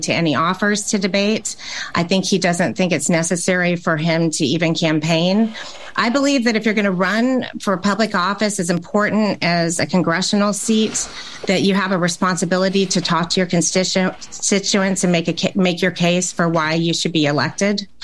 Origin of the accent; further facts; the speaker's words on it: Nashville, Tennessee, United States; growing up in Nashville, I remember I loved Franklin because it just seemed like such a charming town